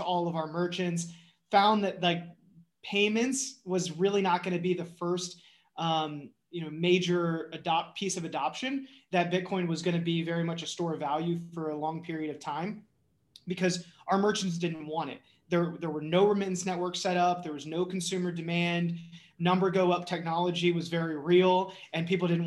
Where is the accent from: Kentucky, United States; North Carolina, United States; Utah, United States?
North Carolina, United States; I was born and raised in North Carolina